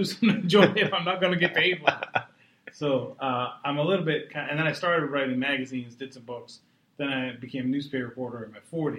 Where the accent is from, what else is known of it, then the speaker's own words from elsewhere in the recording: New England, Massachusetts, United States; moved away; New England? I'm from there, yeah. No, I grew up about 20 minutes from the stadium, and there were Patriots players who lived in my hometown.